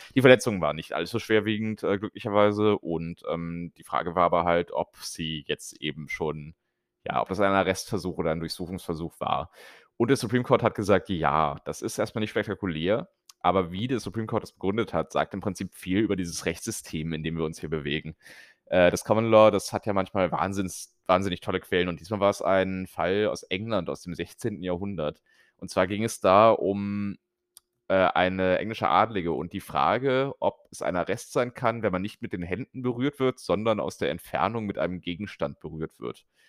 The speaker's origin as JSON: {"language": "German", "country": "Germany", "moved": "yes", "said": "als Deutscher"}